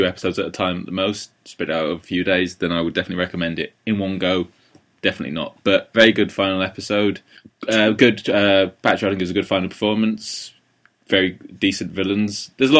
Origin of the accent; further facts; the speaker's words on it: England, United Kingdom; Well, I'm an English person